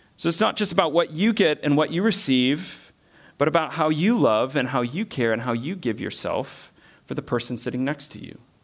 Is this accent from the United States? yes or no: yes; American South, United States; moved away as an adult; also born or lived in Bolivia; I'm from the American South where, a bit like Scotland, there's at least a church building on most corners of most cities